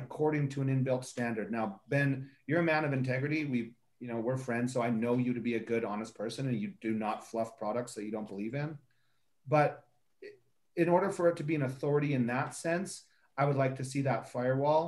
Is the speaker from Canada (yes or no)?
yes; Canada; I'm also Canadian